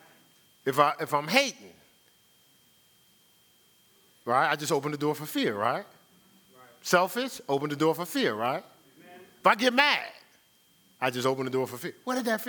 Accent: Newark, New Jersey, United States; growing up in Newark

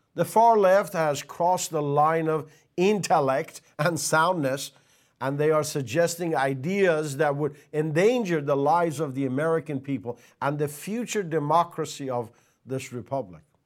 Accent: Iran; moved away as an adult; I was born and raised till eighteen years of age in Iran.

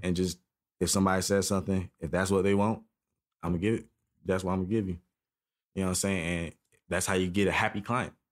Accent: Charleston, South Carolina, United States; now in Atlanta, United States; I'm from South Carolina, which is close to, you know what I'm saying, Atlanta, but it's a little more country-ier.

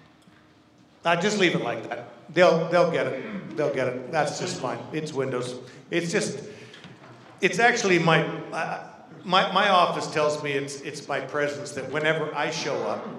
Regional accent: Kenya; moved away as an adult; also born or lived in Zimbabwe / Vancouver, Canada / Toronto, Canada; now in Ottawa, Canada; I grew up in Kenya, East Africa, born, raised, all my education

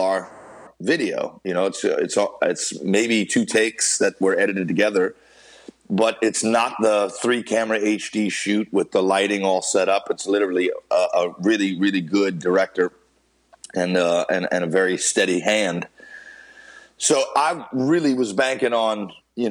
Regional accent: Carencro, Louisiana, United States; born or raised there

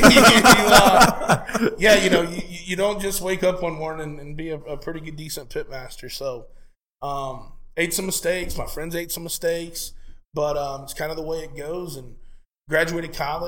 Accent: Lakeland, Florida, United States; in my hometown of Lakeland, Florida, where born and raised, still live there today.

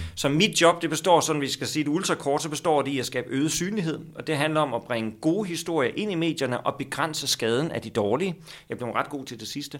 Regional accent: Skellefteå, Västerbotten County, Sweden; now in Copenhagen, Denmark; jeg er født i Sverige

